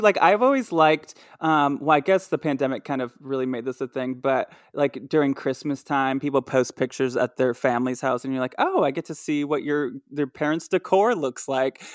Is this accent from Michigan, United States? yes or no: yes; Michigan, United States; where I grew up in Michigan